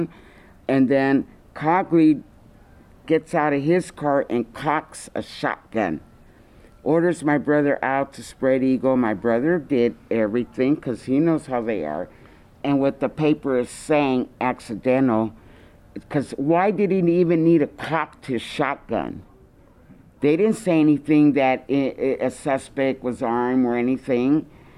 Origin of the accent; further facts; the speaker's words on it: Oakland, California, United States; They all moved to California around the time I was born in 52. Now you know my age. We all lived in one big old house in East Oakland.